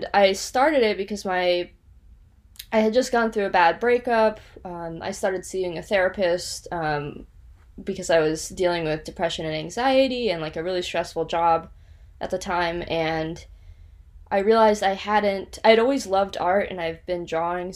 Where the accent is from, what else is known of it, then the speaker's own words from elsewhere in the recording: Austin, Texas, United States; moved away as an adult; also born or lived in Georgia / Arizona / Ohio / Los Angeles; now in Phoenix, United States; I grew up in Austin, Texas